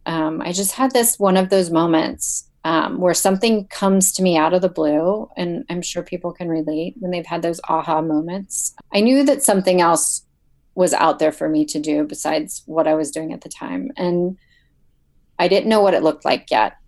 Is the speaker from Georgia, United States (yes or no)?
no; Ohio, United States; I'm from Ohio